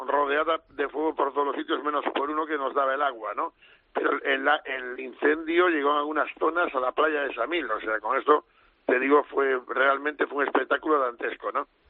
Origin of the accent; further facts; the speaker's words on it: Galicia, Spain; como somos los gallegos